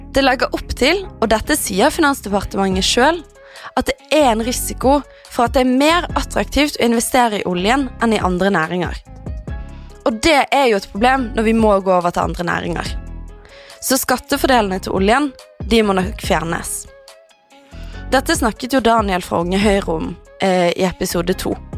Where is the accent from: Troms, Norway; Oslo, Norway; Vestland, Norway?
Vestland, Norway; Bergen; moved away; satt jeg hjemme i Bergen